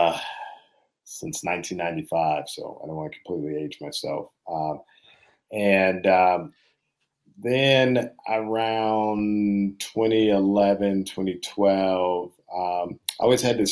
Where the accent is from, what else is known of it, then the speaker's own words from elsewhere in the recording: Boston, Massachusetts, United States; also born or lived in Princeton; I was born and raised here in Boston, inner city Boston, primarily with me and my mom.